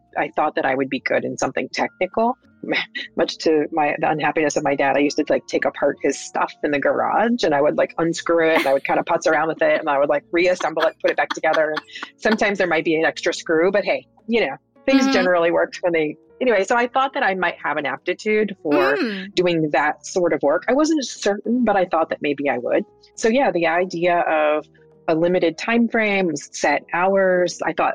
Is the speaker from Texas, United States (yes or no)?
yes; Texas, United States; moved away; I wasn't born there. I grew up mostly in Texas